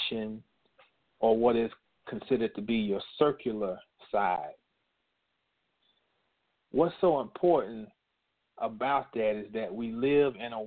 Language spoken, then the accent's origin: English; North Carolina, United States; North Carolina, which happens to be my home state.